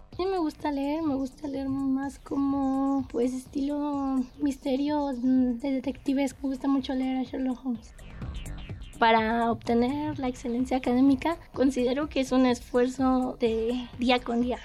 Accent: Mexico City, Mexico; Nací en la Ciudad de México el 25 de marzo de 1999

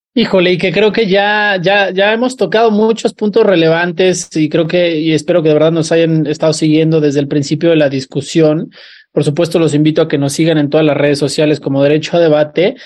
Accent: Mexico; como sociedad mexicana

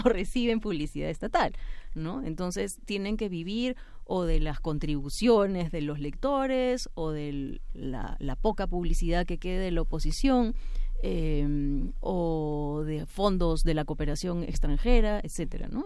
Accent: Peru; estamos viviendo también en el Perú

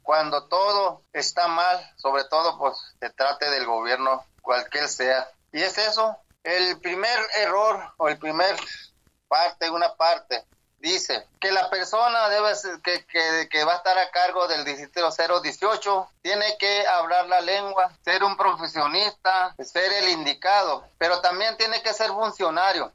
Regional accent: southern Sonora, Mexico; first language Yaqui; Spanish is a second language; Allá en Sonora, al sur de Sonora. Allí hemos nacido, allí han nacido nuestros abuelos

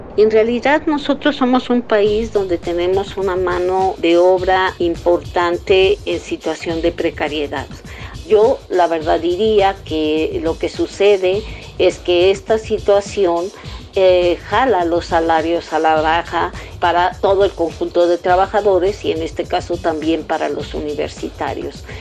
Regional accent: Nicaragua; soy de Nicaragua

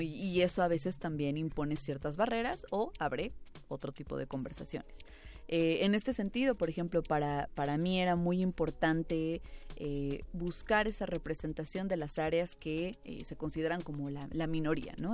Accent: Toluca, State of Mexico, Mexico; yo no soy de la Ciudad de México, yo soy de Toluca

